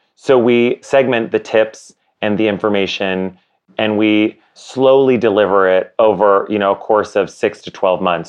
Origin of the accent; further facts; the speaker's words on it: Canada; my co-founder and I, Josh, we are both Canadian.